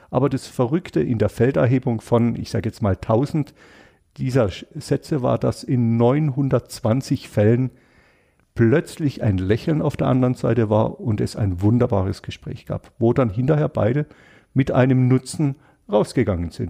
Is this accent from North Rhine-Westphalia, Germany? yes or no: no; Freiburg, Baden-Württemberg, Germany; ich bin Freiburger, weil das hat alles ganz viel mit mir und hier meiner Heimat zu tun